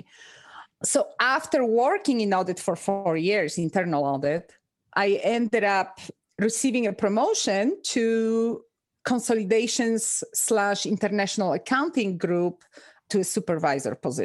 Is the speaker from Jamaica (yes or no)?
no; Poland; moved away as an adult; also born or lived in Reno, Nevada, United States; now in United States; I'm originally from Poland